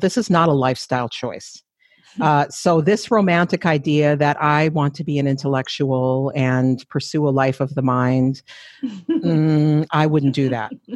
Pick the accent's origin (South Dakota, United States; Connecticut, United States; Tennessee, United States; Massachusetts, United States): South Dakota, United States; Flandreau Santee Sioux reservation, eastern; moved away as an adult; also born or lived in Minneapolis, Minnesota / Saint Paul, Minnesota; now in Edmonton, Canada; I was raised on another Dakota reservation, the Flandreau Santee Sioux tribe reservation, also in eastern South Dakota.